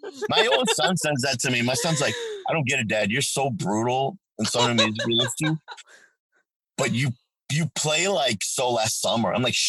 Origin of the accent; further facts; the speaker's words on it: Amityville, New York, United States; also born or lived in Manorville, New York; now in Ohio, United States; It just reminds me of where I grew up in Long Island